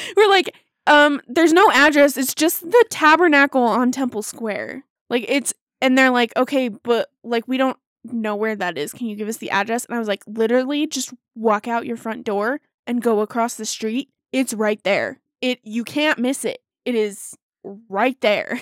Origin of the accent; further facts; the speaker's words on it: Davis County, Utah, United States; I grew up in Davis County, too.